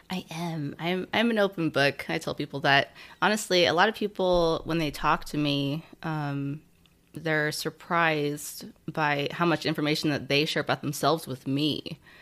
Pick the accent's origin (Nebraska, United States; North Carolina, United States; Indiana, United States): Nebraska, United States; moved away as an adult; also born or lived in California; I was born in, um, in California, actually, but then from, like, three to eighteen, I grew up in Nebraska.